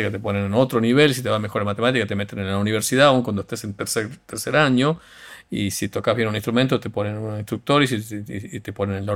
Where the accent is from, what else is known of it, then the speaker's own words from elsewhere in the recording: Tucumán, Argentina; accent: Tucumán; yo cuando voy a España, como sé que los argentinos no, no nos quieren, pelo mi acento tucumano más prístino